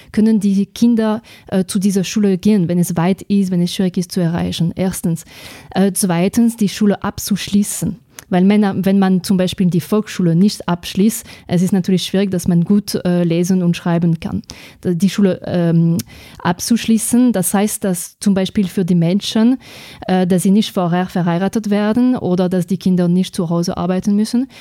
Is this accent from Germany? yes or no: no; France; German is a second language; moved away as an adult; now in Austria; ich komme aus Frankreich zuerst, muss ich sagen, weil ich glaube, dass man das eigentlich gleich hört äh, bei meiner Sprache. Ich bin in Österreich seit zwölf Jahren